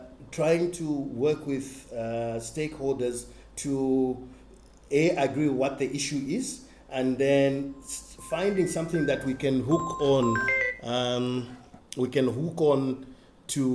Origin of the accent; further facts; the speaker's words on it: Zambia; I worked in my home country, Zambia